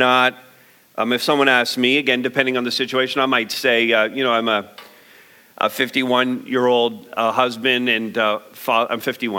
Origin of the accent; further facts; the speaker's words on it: Montreal, Quebec, Canada; moved away; also born or lived in London, Ontario / St. Thomas, Ontario; I might say I'm Canadian. I might say that I was born in Montreal. I might say I went to school in London. I might say I lived in St. Thomas for 20-some years.